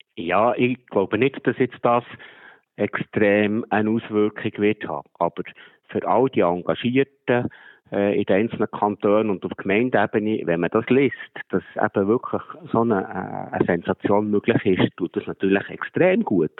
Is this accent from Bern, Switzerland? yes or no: yes; Bern, Switzerland; Bei uns in Bern